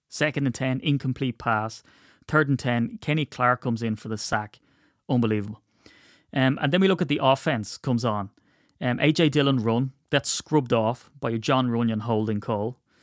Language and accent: English; Ireland; I'm Irish